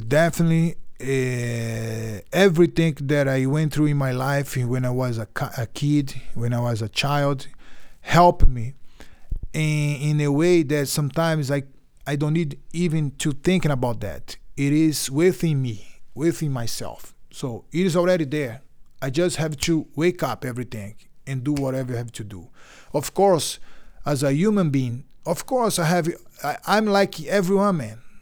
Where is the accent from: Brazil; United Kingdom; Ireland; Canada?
Brazil; Belém, Pará; English is a second language; also born or lived in Bahia, Brazil; every summer we went to Bahia where I where I born, where I was born in Bahia, because we moved to Belém